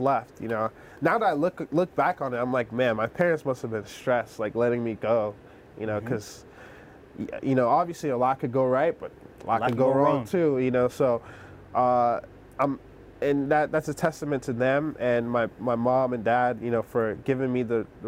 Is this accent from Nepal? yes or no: no; Nigeria; moved away; also born or lived in South Carolina / New Jersey; I grew up in Nigeria, I lived in South Carolina, then lived in Rutgers, Jersey